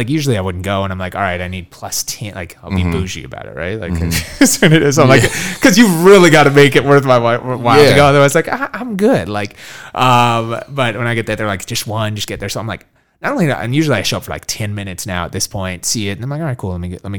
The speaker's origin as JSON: {"language": "English", "town": "Minneapolis", "region": "Minnesota", "country": "United States", "said": "he found out I was from Minneapolis."}